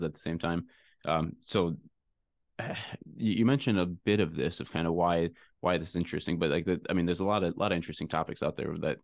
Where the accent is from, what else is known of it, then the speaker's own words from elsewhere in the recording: Detroit, Michigan, United States; I grew up in the Detroit area, and obviously automotive's everywhere around here